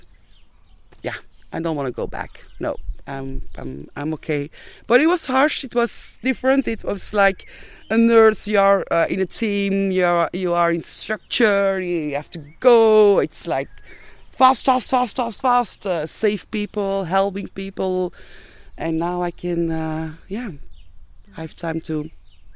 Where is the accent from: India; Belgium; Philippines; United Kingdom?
Belgium; moved away as an adult; also born or lived in Antwerp; now in Ibiza, Spain; we are from Belgium.